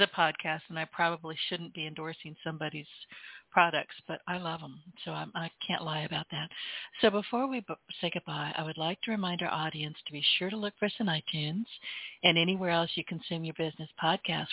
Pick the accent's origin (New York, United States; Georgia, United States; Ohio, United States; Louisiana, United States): Louisiana, United States; I'm from Louisiana.